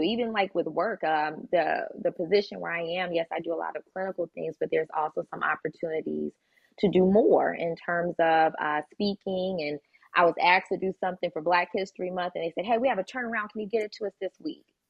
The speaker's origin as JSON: {"language": "English", "town": "Chicago", "region": "Illinois", "country": "United States", "tie": "born or raised there", "said": "we grew up in Chicago."}